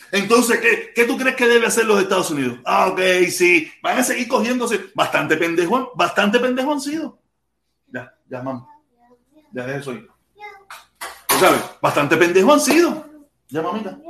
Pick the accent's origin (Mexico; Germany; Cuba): Cuba; moved away